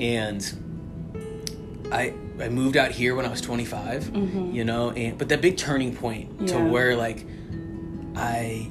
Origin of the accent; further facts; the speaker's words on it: St. Louis, Missouri, United States; moved away as an adult; now in Arizona, United States; I was born and raised in St. Louis, Missouri